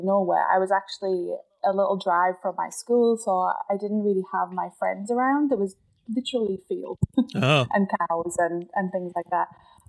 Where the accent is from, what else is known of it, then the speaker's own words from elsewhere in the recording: County Durham, North East England, United Kingdom; I am from the north of England, a place called County Durham, which there is a city, Durham City too, but I live like 20, 30 minutes out from that in a very sleepy little town. It's super beautiful. There's trees and fields